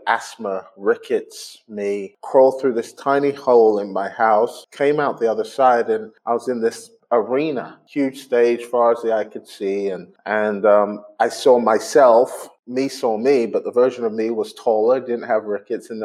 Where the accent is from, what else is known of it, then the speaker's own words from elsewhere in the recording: Glasgow, Scotland, United Kingdom; accent: Scottish; I grew up in Glasgow. And so I was probably the only black person in existence with a Scottish accent.